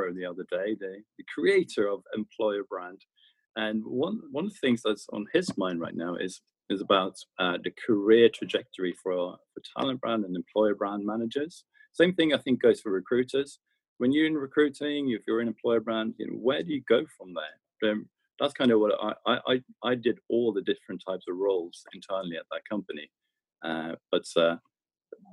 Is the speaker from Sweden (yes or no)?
yes; Stockholm, Stockholm County, Sweden; moved away as an adult; also born or lived in London; born and raised in Stockholm, Sweden